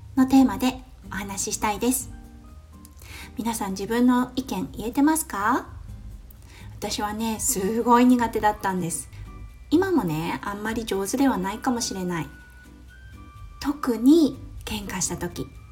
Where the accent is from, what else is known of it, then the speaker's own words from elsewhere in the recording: Japan; moved away as an adult; now in Australia; ここオーストラリアに来てまあ私日本で育って